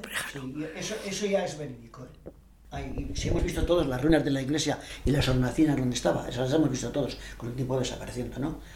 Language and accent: Spanish; Navalsaz, La Rioja, Spain; now in Logroño, Spain; mi pueblo